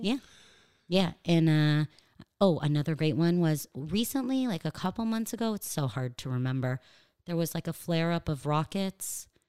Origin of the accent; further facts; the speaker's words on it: Los Angeles, California, United States; accent: American; moved away as an adult; now in Israel; I grew up in L